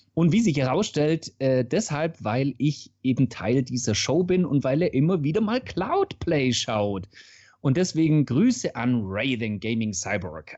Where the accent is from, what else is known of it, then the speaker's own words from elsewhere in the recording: Swabia, Germany; für mich als Schwabe